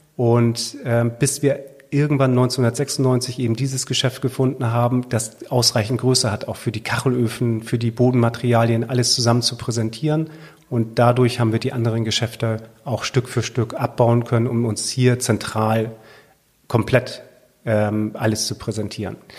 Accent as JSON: {"language": "German", "area": "Sylt", "region": "Schleswig-Holstein", "country": "Germany", "tie": "born or raised there", "said": "wenn man hier geboren ist auf der Insel, ist es schon schön, auf dieser Insel zu leben"}